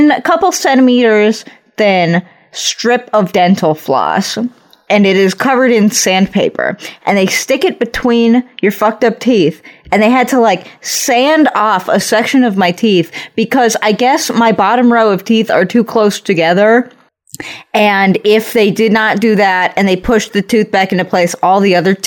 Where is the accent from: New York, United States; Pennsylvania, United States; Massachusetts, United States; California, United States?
California, United States; Los Angeles; I am from Los Angeles